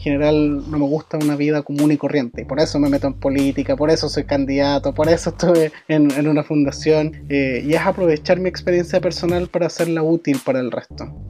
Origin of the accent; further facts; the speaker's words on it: San Fernando, O'Higgins, Chile; also born or lived in Valparaíso; nací y me crié acá en San Fernando, que San Fernando es una ciudad pequeñita porque también tiene súper poco desarrollo social.